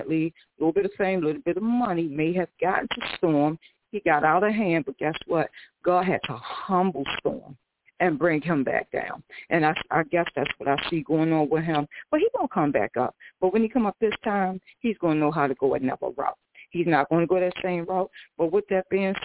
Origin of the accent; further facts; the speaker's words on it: Baltimore, Maryland, United States; I'm straight from Baltimore, Maryland